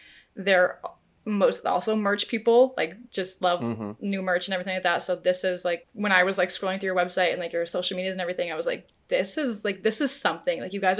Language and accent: English; Canada; because we're not American, we are Canadian.